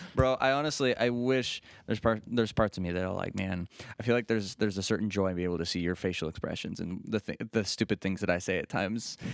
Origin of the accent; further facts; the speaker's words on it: Bath, Ohio, United States; I grew up in the Bath area. That's where my family's from.